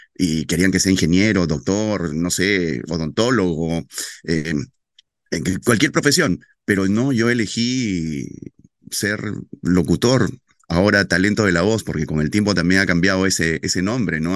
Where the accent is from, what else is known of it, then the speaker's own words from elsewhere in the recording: Loreto, Peru; ser el primer locutor adolescente en mi tierra, en locutar noticias para un para el noticiero más importante de la Amazonía, que se llama El Loretano